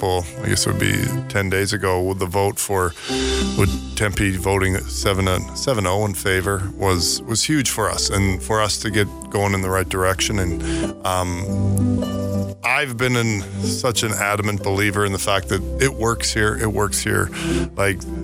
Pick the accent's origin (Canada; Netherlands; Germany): Canada; Alberta; now in Arizona, United States; only about 75 people in my hometown